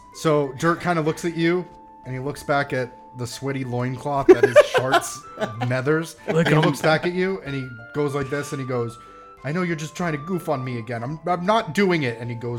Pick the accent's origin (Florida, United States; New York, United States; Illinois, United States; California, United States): New York, United States; New York City; Where I'm fucking from Staten Island.